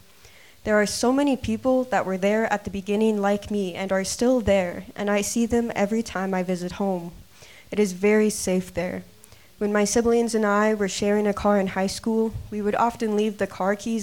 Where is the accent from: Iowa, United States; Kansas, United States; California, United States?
Iowa, United States; Adel; moved away as an adult; my hometown in Adel, Iowa. I lived there for 18 years of my life